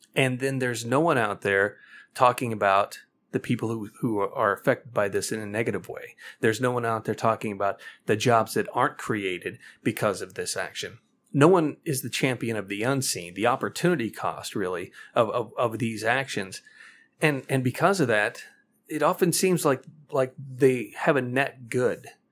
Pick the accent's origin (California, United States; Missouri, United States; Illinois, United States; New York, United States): Missouri, United States; my home state of Missouri